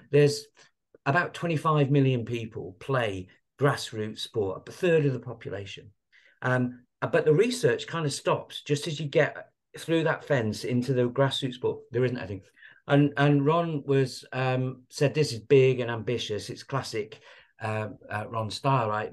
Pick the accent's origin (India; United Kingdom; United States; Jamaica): United Kingdom; Blackpool, North West England; I was brought up in Blackpool